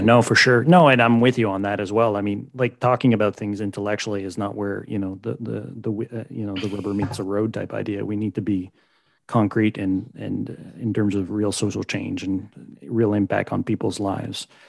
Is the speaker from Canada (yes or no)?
yes; Canada